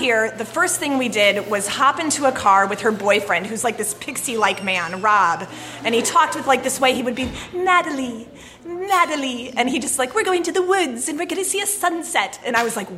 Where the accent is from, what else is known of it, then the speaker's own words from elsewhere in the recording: Northern Illinois, United States; moved away as an adult; now in Southern Illinois, United States; I grew up in Northern Illinois